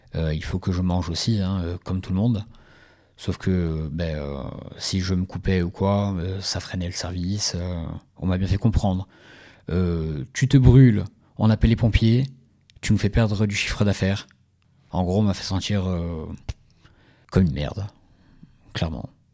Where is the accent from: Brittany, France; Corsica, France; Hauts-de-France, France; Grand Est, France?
Corsica, France; Ajaccio; je suis originaire d'Ajaccio